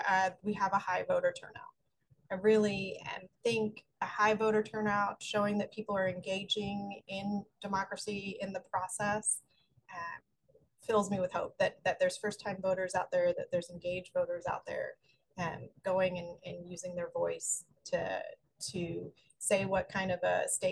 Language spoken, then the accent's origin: English; Philadelphia, Pennsylvania, United States; I am from Philadelphia, so the Phillies going all the way to the World Series, but losing to the Astros, still a lot of hope.